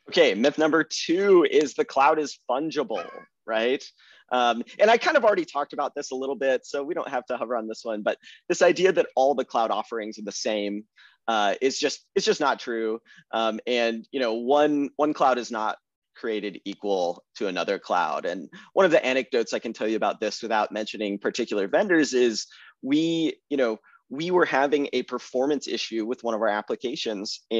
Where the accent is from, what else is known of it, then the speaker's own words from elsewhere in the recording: Austin, Texas, United States; moved away as an adult; I'm a Texan